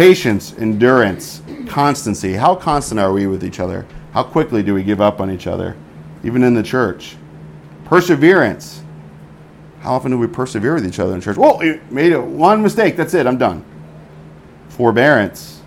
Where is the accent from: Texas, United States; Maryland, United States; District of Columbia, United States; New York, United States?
New York, United States; moved away; As a New Yorker, I'm not that mild